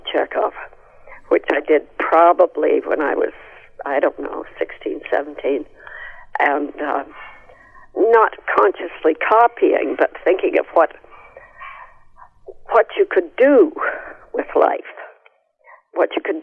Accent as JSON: {"language": "English", "country": "Canada", "tie": "born or raised there", "said": "when I was young, I never knew anybody who wasn't a Canadian"}